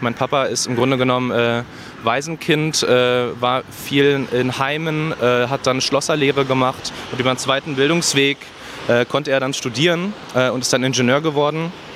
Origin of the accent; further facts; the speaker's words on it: Berlin, Germany; 15 Minuten zu Fuß von hier bin ich groß geworden